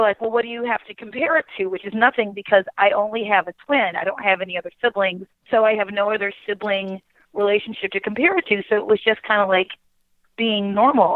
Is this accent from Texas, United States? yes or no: no; Baltimore, Maryland, United States; I grew up in Baltimore City